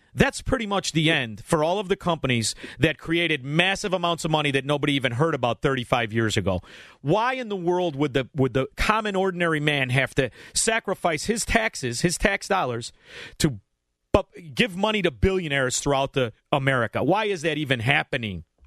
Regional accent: Illinois, United States; we're from Illinois

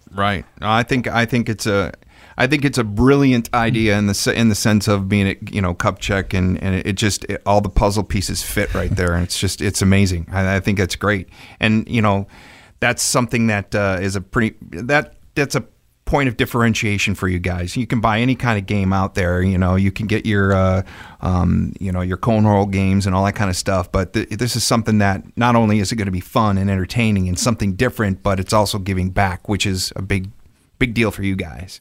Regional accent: Wisconsin, United States; I'm also from Wisconsin

